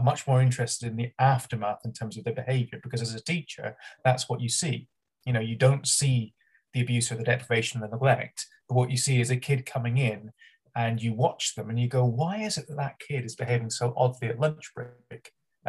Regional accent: Edinburgh, Scotland, United Kingdom; moved away; I'm from all over. I'm Edinburgh first. I grew up in Edinburgh, then I went down south, and then I came back to halfway in between the two poles.

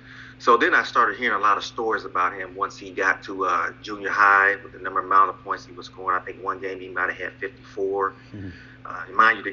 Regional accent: Lima, Ohio, United States

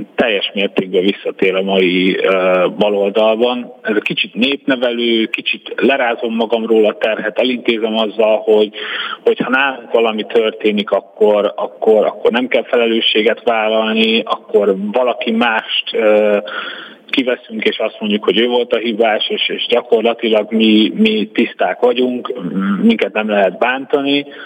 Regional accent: Hungary; moved away as an adult; now in Budapest, Hungary; én amielőtt felköltöztem Budapestre, kb. 8 percre laktam a felvidéki határtól, illetve én úgy nőttem fel

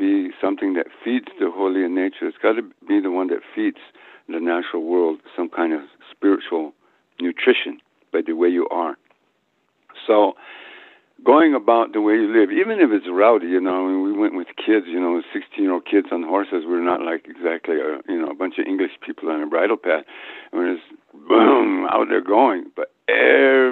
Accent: New Mexico, United States; moved away as an adult; also born or lived in Guatemala; I was back in my homeland

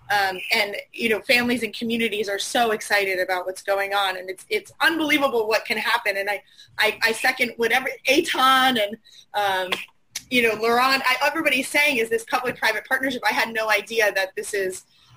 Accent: New Jersey, United States; moved away; also born or lived in Liberia; I'm from New Jersey

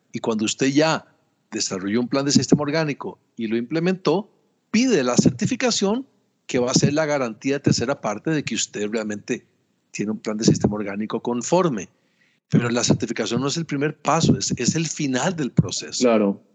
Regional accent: Costa Rica; yo soy ingeniero agrónomo, soy costarricense

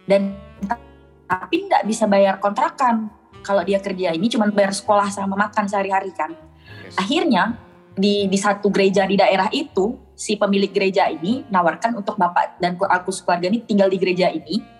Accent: Bengkayang, West Kalimantan, Indonesia; Duit bapak tuh udah dipakai buat bangun tanah di rumah di kampung halaman aku yang di Bengkayang tuh

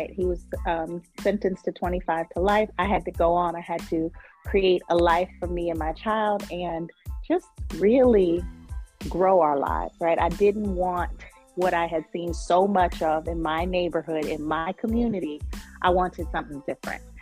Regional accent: New York, United States; now in Charlotte, United States; Originally, I am from upstate New York, but I have lived all over the country.

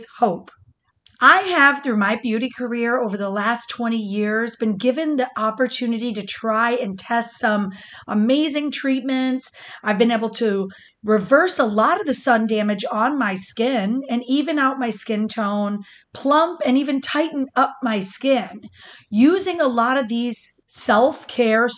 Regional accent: Michigan, United States; now in Florida, United States; growing up in Michigan

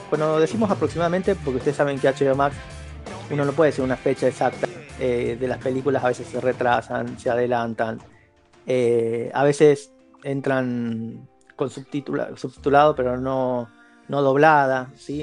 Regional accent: Argentina; soy de Argentina

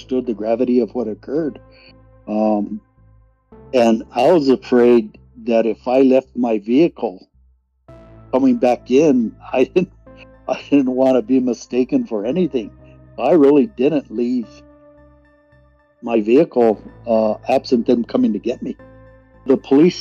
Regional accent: Santa Fe, New Mexico, United States; I grew up in Santa Fe

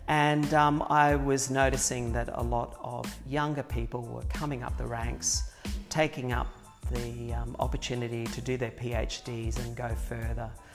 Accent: Brisbane, Queensland, Australia; also born or lived in Ipswich, Queensland; we moved to Brisbane when I was three, so for all intents and purposes, I I grew up yeah. in Brisbane

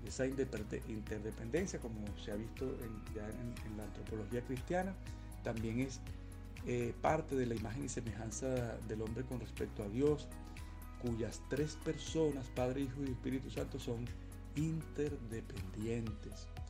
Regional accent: Venezuela; moved away; soy venezolano

